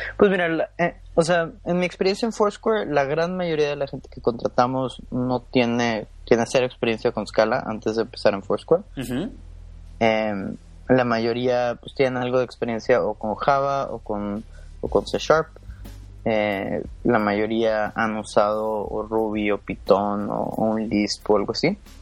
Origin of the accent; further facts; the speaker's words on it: Monterrey, Nuevo León, Mexico; moved away as an adult; now in New York, United States; nací y crecí en, en Monterrey, Nuevo León